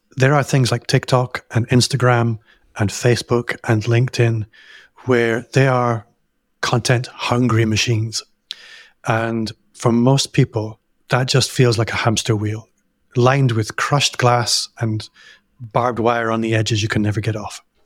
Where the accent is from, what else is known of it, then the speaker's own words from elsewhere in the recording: Hong Kong; moved away; I grew up in Hong Kong